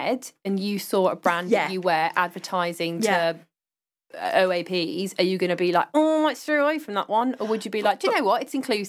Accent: United Kingdom; I mean, I know we're

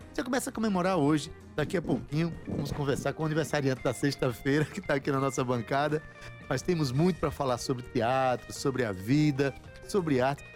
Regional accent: Itabaiana, Paraíba, Brazil; eu nasci em Itabaiana

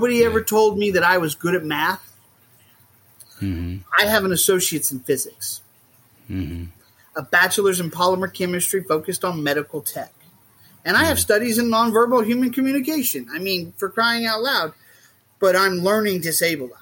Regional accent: Southwest Missouri, United States; I grew up in Southwest Missouri

